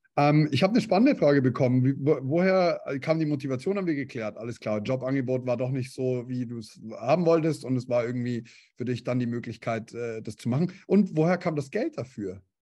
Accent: Bavaria, Germany; Hintertupfinghausen bei uns in Bayern

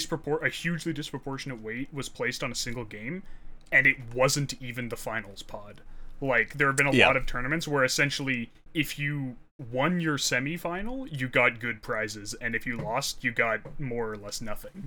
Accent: Canada; I'm Canadian

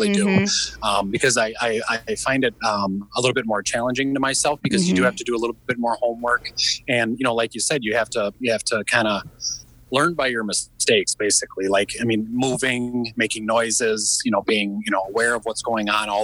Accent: Minnesota, United States; I was born and raised in Minnesota

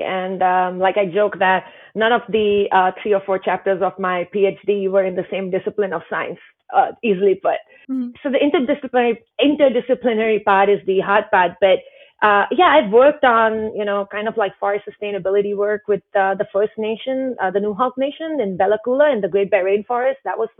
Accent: Himalayas, India; I grew up in the Indian Himalayas and, father was in the military, so we moved a lot, but the family home in the Himalayas was really my only stable kind of home growing up.

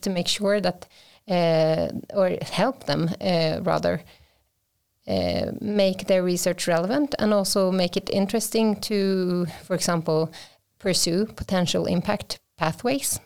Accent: Vimmerby, Kalmar County, Sweden; I am from Sweden, uh, born and raised in, uh, south of here, so, uh, from the classic, uh, forests of, uh, Vimmerby

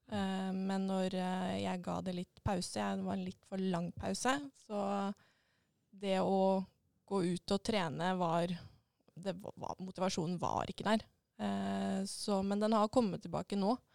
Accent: Enebakk, Akershus, Norway; jeg kommer jo fra Enebakk, da.

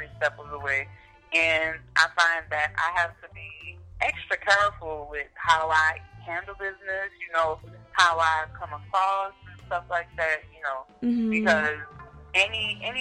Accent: New Orleans, Louisiana, United States; growing up in New Orleans

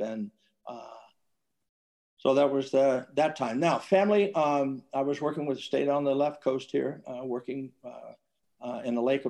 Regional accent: Virginia, United States; moved away as an adult; I grew up in Virginia, small town, loved it.

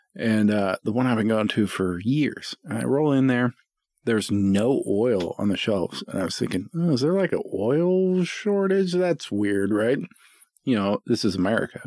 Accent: Boring, Oregon, United States; I grew up in Boring

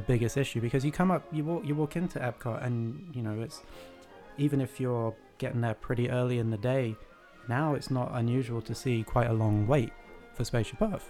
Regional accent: United Kingdom; I am British

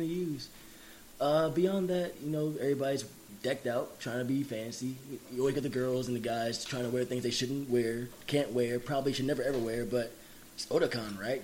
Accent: Jamaica; I'm Jamaican. I have family everywhere that eats mango.

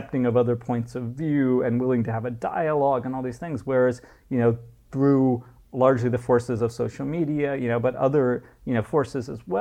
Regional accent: United States; moved away as an adult; now in Dubai, United Arab Emirates; as an American growing up in the 70s, you know, and 80s

